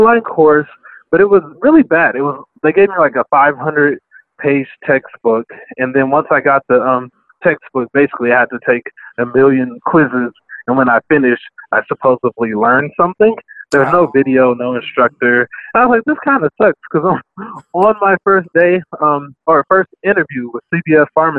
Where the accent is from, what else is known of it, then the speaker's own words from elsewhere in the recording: Compton, California, United States; I grew up in Compton